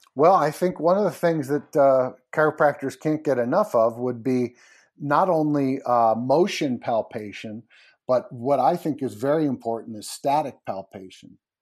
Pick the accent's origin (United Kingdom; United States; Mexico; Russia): United States; Connecticut; I grew up in Connecticut